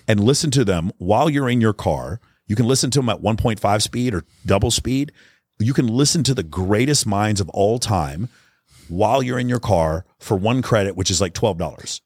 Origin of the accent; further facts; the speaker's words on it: Texas, United States; I grew up in Texas